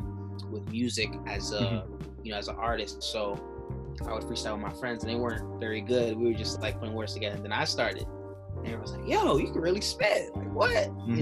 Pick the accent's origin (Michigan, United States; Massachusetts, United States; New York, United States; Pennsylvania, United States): Massachusetts, United States; Boston; jamming 94.5, you know, Boston radio. Everybody who's from the city knows what that meant. As a kid, so I grew up listening